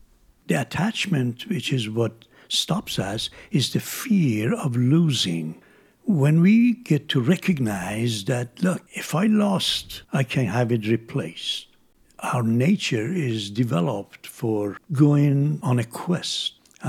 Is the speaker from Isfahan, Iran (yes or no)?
yes; Isfahan, Iran; My hometown, Isfahan, had a mountain. And when I was a child, I loved the peak of the mountain in the afternoon from my home.